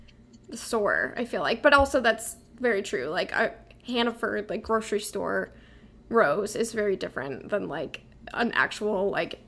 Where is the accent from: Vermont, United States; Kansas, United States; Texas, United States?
Vermont, United States; I'm from Vermont, so they're kind of like a New England vibe.